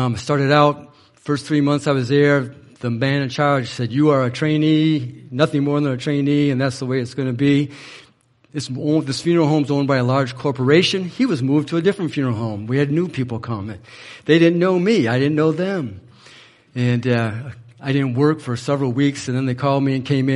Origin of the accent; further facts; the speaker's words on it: Manchester, Michigan, United States; I'm from Manchester.